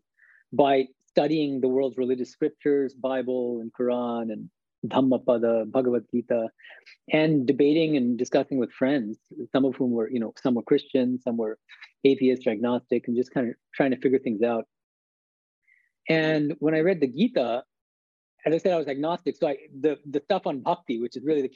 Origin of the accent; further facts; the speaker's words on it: Lexington, Massachusetts, United States; also born or lived in Boston; I was born and raised in Boston. grew up mainly in Lexington, Massachusetts